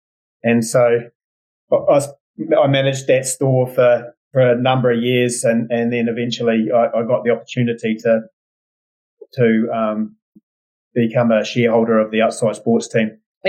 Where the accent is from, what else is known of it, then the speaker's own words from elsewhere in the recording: Invercargill, Southland, New Zealand; also born or lived in Wanaka; I grew up in Invercargill in the bottom of the South Island.